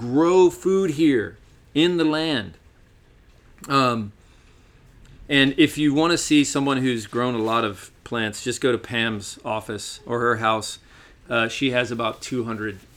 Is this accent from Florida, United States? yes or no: no; Chattanooga, Tennessee, United States; moved away; my hometown in Chattanooga